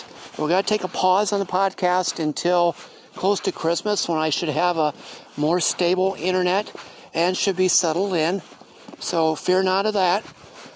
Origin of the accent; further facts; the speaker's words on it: Elkhart, Indiana, United States; moved away as an adult; also born or lived in Wichita, Kansas; it's been 47 years growing up here in Elkhart. I wasn't born here, I was born in Wichita, Kansas, but within a few short weeks, my grandparents brought me back to Elkhart, my dad's parents, and raised me.